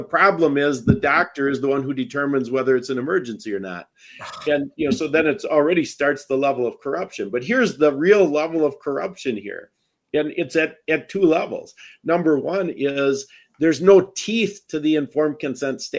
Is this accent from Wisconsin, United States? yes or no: yes; Wisconsin, United States; I'm from Wisconsin because I don't have an accent.